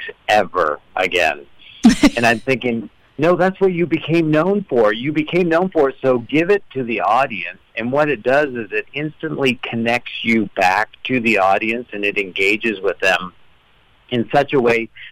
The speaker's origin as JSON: {"language": "English", "country": "Canada", "accent": "Canadian", "said": "I am Canadian"}